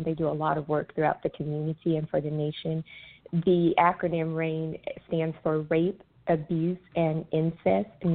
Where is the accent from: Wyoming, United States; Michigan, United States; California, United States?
California, United States; Northern; moved away as an adult; now in Suwanee, United States; I am originally a Cali girl, born and raised in California, in Northern California